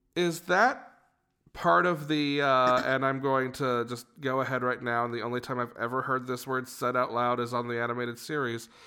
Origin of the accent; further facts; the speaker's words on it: Georgia, United States; we're from the state of Georgia